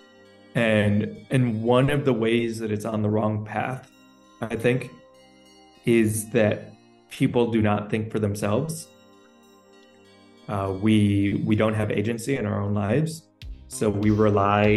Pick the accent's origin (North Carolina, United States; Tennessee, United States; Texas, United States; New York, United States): New York, United States; now in El Salvador; I am originally from New York. I currently live in El Salvador